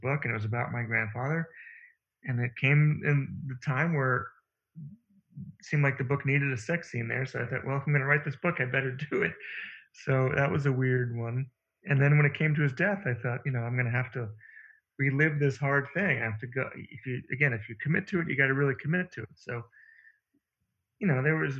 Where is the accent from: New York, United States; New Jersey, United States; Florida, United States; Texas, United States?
New York, United States; Long Island; I grew up in Long Island, and I was driving a car in high school